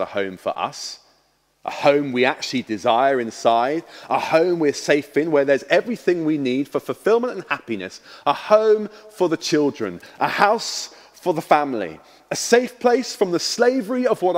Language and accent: English; Harlow, East of England, United Kingdom; moved away; I was born in Harlow in Essex.